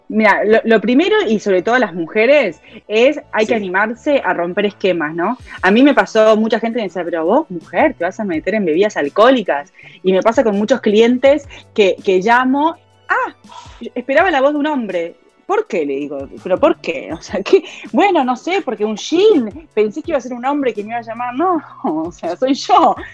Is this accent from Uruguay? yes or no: yes; Montevideo, Uruguay; also born or lived in Spain; yo soy de Montevideo